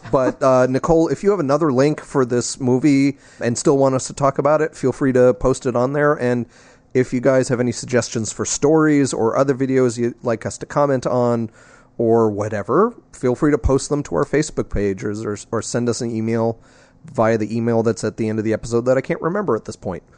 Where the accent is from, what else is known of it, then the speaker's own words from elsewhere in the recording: New Jersey, United States; I'm from New Jersey